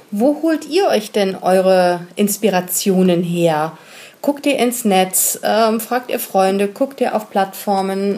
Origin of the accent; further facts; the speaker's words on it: Hamburg, Germany; wir sind Hamburger